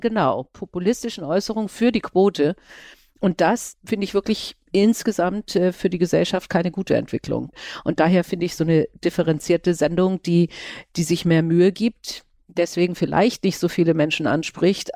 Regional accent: Schleswig-Holstein, Germany; ich bin ja auch aus Schleswig-Holstein. Ich sitze ja momentan in Kiel

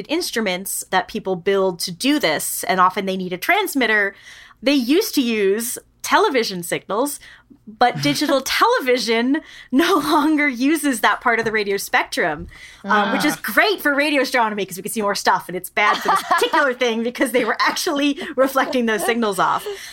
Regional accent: New York, United States; moved away; I grew up in New York

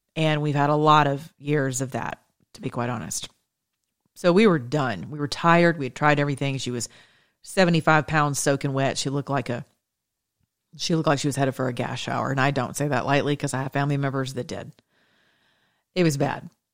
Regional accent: United States; we're Americans

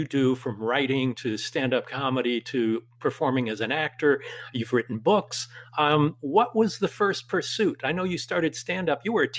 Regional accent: Southern California, United States; moved away; also born or lived in Los Angeles / San Diego; Actually, I was born and raised in Southern California.

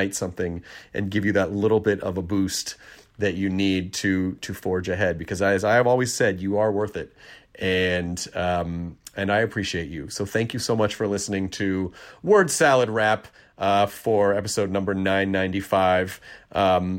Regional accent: Tennessee, United States; born or raised there; also born or lived in Kentucky

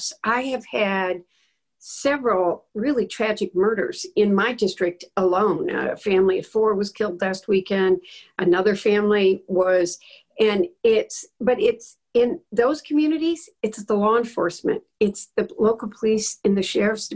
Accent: Dearborn, Michigan, United States; I went to my hometown's Dearborn

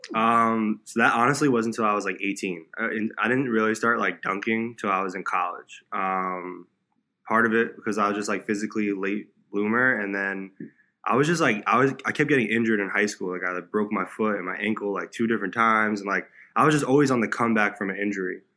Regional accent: South Florida, United States; also born or lived in New York; I grew up in South Florida, so I was born in New York, but I, my parents and I we moved down to South Florida about an hour from Miami uh, when I was like seven or eight

